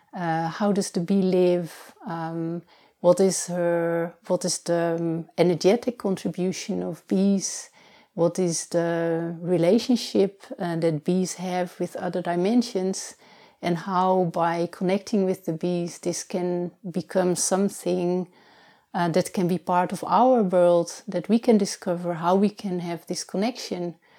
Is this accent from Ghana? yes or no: no; Netherlands; now in Portugal; I was born in the Netherlands, and already for a long time I'm living here in Portugal.